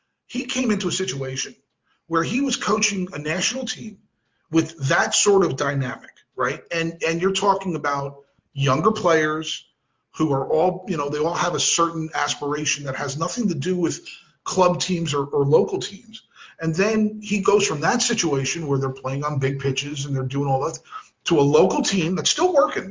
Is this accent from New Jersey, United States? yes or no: yes; New Jersey, United States; moved away; I'm from Jersey